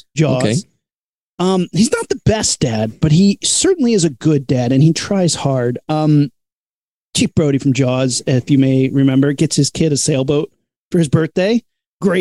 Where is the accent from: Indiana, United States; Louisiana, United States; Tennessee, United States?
Indiana, United States; I grew up in Indiana